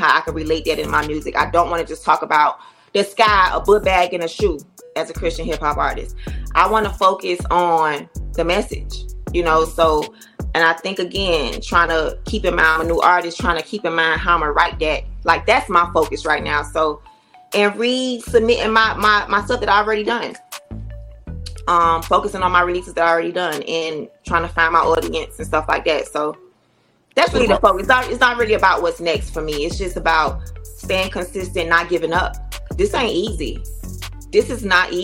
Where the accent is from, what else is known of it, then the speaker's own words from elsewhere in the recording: Miami, Florida, United States; Being a Myammee girl, named …, born and raised in Myammee